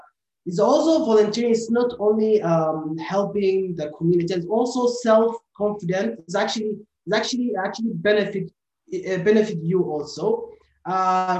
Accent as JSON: {"language": "English", "country": "Somalia", "moved": "yes", "lives_now": "Malaysia", "said": "I am from Somalia"}